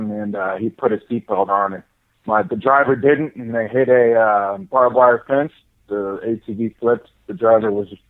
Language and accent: English; Lawrence, Kansas, United States; moved away as an adult; now in Montana, United States; I'm from Lawrence, Kansas, born and raised, and then I moved here to Montana just about 5 years ago